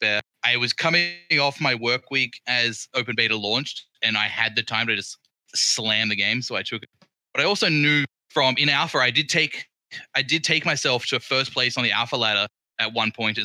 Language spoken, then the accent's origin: English; Port Lincoln, South Australia, Australia; in Australia, my hometown is Port Lincoln